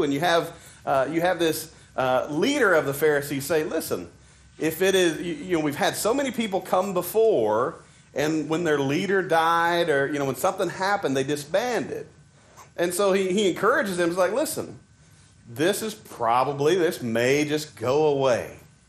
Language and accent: English; Arkansas, United States; accent: Arkansas; We visited Florida one time and this was my first awakening to my terrible accent. And so we were waiting in a line there in, I don't know, one of the theme parks. And somebody came up and they said, Arkansas, right? Yes.